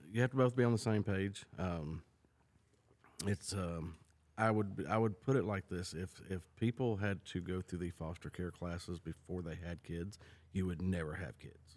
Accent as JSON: {"language": "English", "region": "Mississippi", "country": "United States", "tie": "born or raised there", "also_born_or_lived": "California", "moved": "yes", "lives_now": "Tennessee, United States", "said": "I grew up in California. I was born and raised there till I was seven. Uh, then I moved to Mississippi with my dad"}